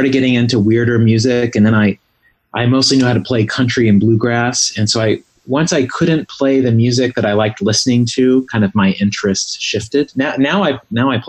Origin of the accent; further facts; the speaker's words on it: Southwest Virginia, United States; now in Los Angeles, United States; I grew up in Southwest Virginia, right on the border of Virginia and West Virginia, on a farm.